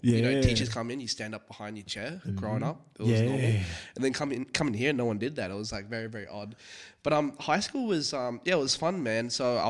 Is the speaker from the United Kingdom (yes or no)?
no; Singapore; You know, especially growing up in Singapore as well, where education is very, very is a top priority.